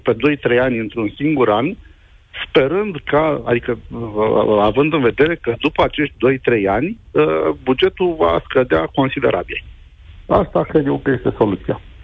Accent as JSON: {"language": "Romanian", "town": "Brăila", "region": "Brăila County", "country": "Romania", "said": "eu sunt din Brăila"}